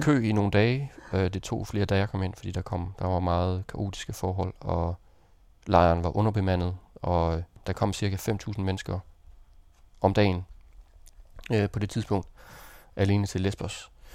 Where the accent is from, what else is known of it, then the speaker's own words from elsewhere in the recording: Denmark; jeg var dansker